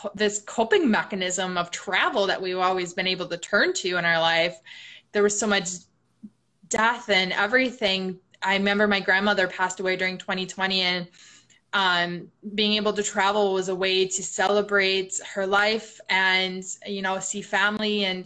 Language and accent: English; Milwaukee, Wisconsin, United States; moved away; also born or lived in Chicago; I'm originally from Milwaukee, Wisconsin